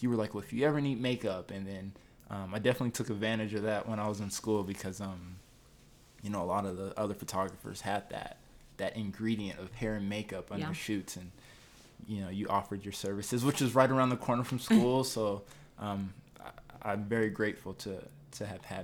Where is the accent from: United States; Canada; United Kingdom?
United States; Denver, Colorado; moved away as an adult; also born or lived in Phoenix / San Diego / New York / Washington, D.C.; I'm a Denver native. I was born here. I grew up in the Five Points area off of 23rd and Vine, 23rd and Emerson